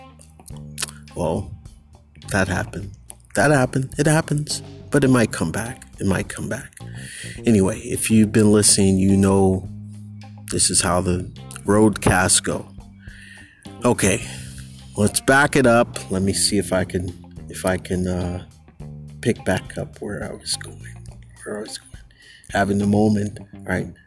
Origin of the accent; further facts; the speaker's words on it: Bay Area, California, United States; moved away as an adult; here I am in 2021, back in my hometown, and everything is like totally changed.